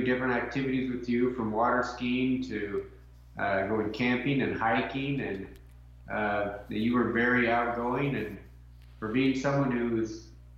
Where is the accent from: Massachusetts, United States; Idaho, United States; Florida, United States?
Idaho, United States; Boise; I grew up in the Boise area